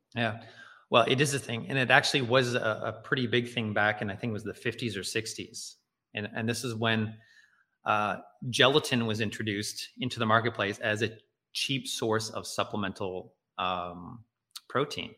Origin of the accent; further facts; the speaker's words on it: Nova Scotia, Canada; I'm living in, in growing up in Nova Scotia